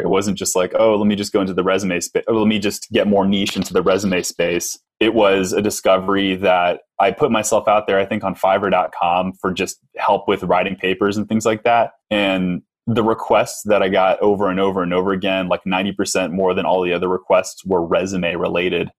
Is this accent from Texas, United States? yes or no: yes; Texas, United States; I'm from Texas